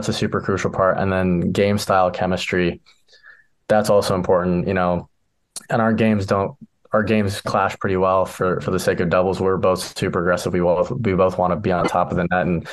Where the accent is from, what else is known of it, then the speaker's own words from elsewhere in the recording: San Diego, California, United States; moved away as an adult; now in Omaha, United States; in San Diego, because I'm going back to my hometown